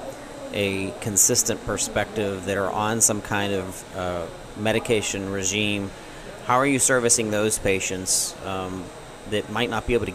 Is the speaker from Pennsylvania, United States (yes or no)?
yes; Zelienople, Pennsylvania, United States; I'm from Zillionople and went to Seneca Valley